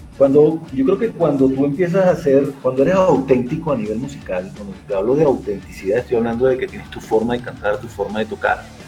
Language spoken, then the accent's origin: Spanish; Venezuela; accent: Venezuelan; moved away as an adult; now in Bogotá, Colombia; como se habrá podido dar cuenta por mi acento, aunque tengo tres años aquí en Colombia, soy venezolano